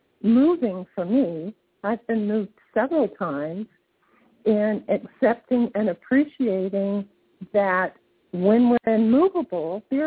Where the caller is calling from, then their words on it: St. Petersburg, Florida, United States; I'm in St. Pete, Florida.